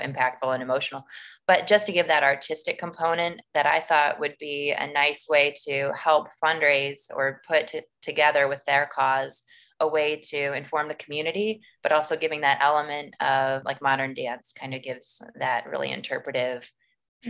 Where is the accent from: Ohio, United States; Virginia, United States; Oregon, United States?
Ohio, United States; Maumee; I grew up in Maumee